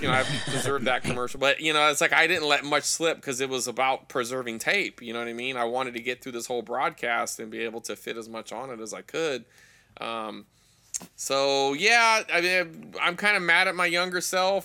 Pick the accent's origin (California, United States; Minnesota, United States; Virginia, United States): California, United States; Fresno; my hometown is Fresno.